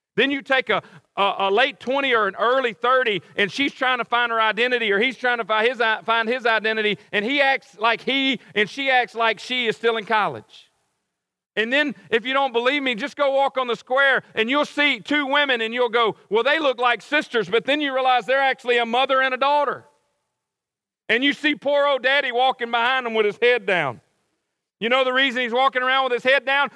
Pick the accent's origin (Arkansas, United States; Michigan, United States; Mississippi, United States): Mississippi, United States; Cleveland; moved away as an adult; now in Oxford, United States; Cleveland. That's where I grew up